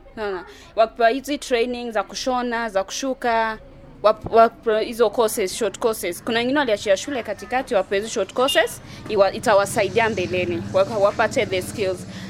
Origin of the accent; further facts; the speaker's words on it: Sarang'ombe, Kibra, Nairobi, Kenya; Natoka Sarang'ombe